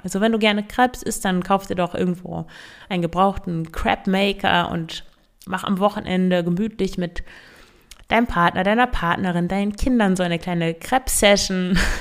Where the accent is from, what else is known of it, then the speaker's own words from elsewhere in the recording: Emsland, Lower Saxony, Germany; Ich komme ja aus dem Emsland